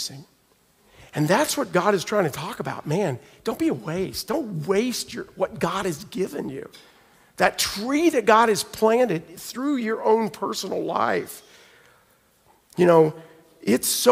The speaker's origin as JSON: {"language": "English", "region": "Oklahoma", "country": "United States", "moved": "yes", "said": "I'm from Oklahoma, so we get like sliding into snow and ice"}